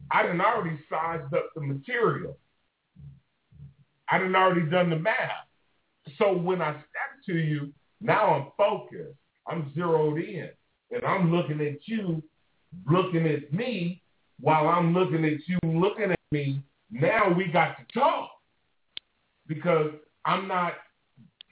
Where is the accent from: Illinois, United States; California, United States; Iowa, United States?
California, United States; Oakland; I'm from Pimp Country, Oakland, California